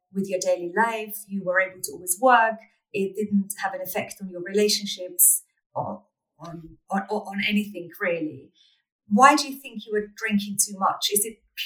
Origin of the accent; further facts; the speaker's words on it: Austria; I'm Austrian. I grew up in Austria.